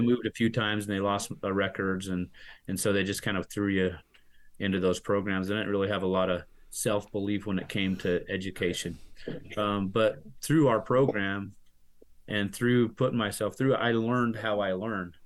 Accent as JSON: {"language": "English", "town": "Salt Lake City", "region": "Utah", "country": "United States", "lives_now": "Santaquin, United States", "said": "I am from Salt Lake City, but we moved about five six years ago down to Santaquin, Utah"}